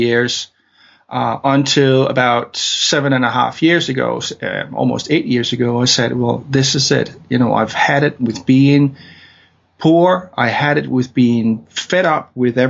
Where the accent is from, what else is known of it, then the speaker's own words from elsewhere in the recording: Denmark; English is a second language; now in London, United Kingdom; I'm from Denmark, hence my weird accent.